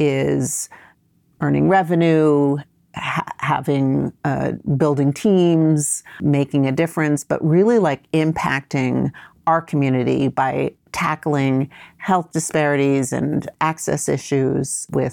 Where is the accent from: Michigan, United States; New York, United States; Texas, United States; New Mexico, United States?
New York, United States; New York City; also born or lived in Vietnam; So I'm originally from Vietnam, but I grew up and was raised in New York, first New York City, and then upstate New York for, starting when I was about a year and a half old.